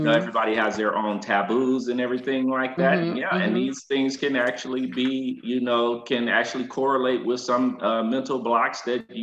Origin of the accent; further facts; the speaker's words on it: Flint, Michigan, United States; now in Atlanta, United States; I am originally from Flint, Michigan